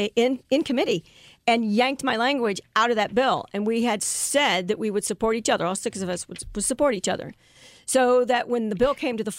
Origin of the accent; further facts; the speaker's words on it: Jefferson City, Missouri, United States; I didn't grow up in the city. I grew up actually in Jefferson City.